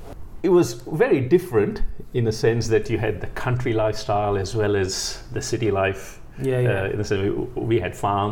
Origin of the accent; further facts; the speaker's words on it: Mumbai, Maharashtra, India; moved away as an adult; also born or lived in Vasai; I'm from Bombay.